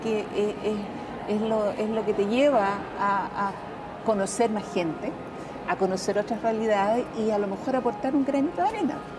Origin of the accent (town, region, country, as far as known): Chile